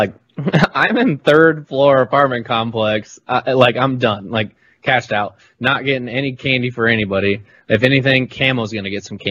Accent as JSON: {"language": "English", "region": "the South", "country": "United States", "said": "I'm from the South"}